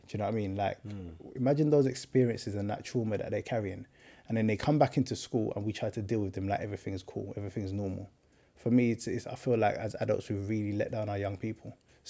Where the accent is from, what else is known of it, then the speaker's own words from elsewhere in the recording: London, United Kingdom; Boy, I feel like it's the real South. I grew up in Stockwell, Brixton, that kind of area.